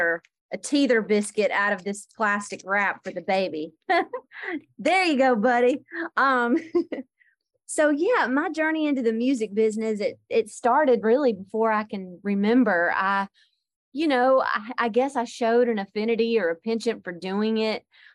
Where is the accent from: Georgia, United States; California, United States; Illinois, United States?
Georgia, United States; accent: Southern; Southwest Georgia.